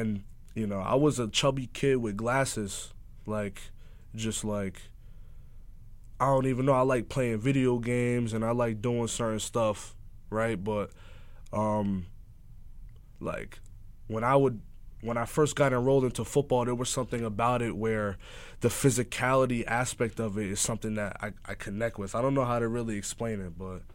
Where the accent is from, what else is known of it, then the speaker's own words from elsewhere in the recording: Montclair, New Jersey, United States; I'm from Montclair, New Jersey. I'm from Jersey